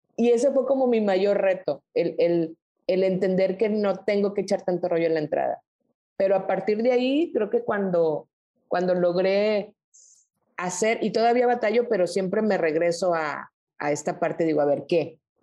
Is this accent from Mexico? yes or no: yes; Culiacán, Sinaloa, Mexico; moved away as an adult; also born or lived in Guadalajara / Mexico City / Nuevo Laredo / Reynosa; now in Monterrey, Mexico; yo soy de Sinaloa, me regresé a Culiacán